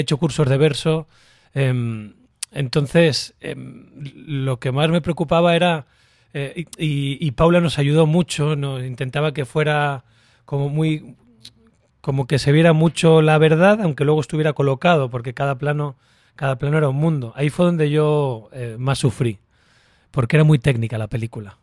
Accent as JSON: {"language": "Spanish", "region": "Canary Islands", "country": "Spain", "said": "yo que soy canario"}